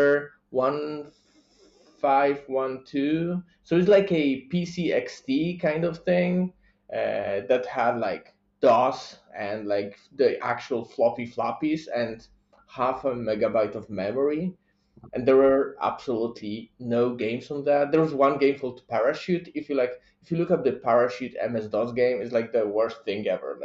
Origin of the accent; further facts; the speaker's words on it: Poland; I'm from Poland